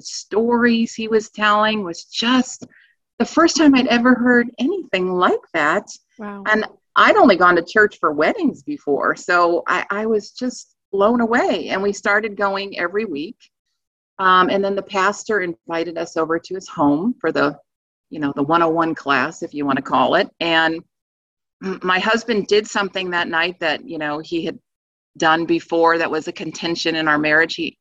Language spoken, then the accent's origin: English; East Coast, United States; moved away as an adult; now in Virginia, United States; we're originally from the East Coast.